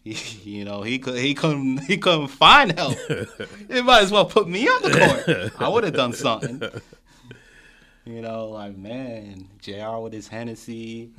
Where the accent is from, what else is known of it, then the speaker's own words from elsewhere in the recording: Montreal, Quebec, Canada; I'm a Canadian, yes.